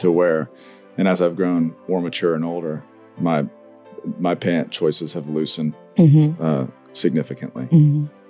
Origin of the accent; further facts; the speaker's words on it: Tupelo, Mississippi, United States; I'm from Tupelo, Mississippi